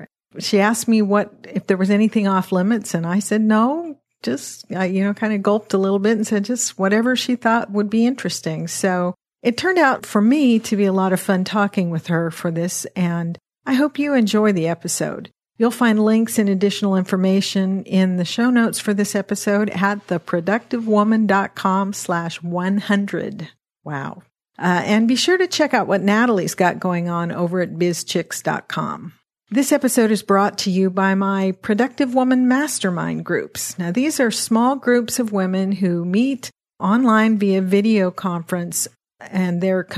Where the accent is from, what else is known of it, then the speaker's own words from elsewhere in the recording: Washington, United States; Well, I grew up kind of all over Western Washington State in a bunch of little logging towns.